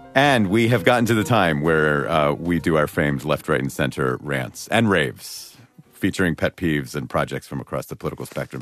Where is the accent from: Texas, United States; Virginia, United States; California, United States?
California, United States; Los Angeles; L A, my hometown